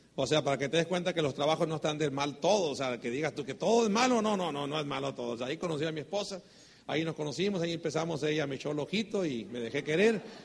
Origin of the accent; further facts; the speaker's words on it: Sonora, Mexico; somos mexicanos, sonorense, vengo del norte del país